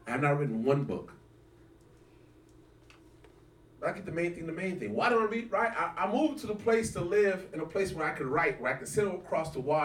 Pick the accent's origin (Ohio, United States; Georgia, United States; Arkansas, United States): Arkansas, United States; I came from Arkansas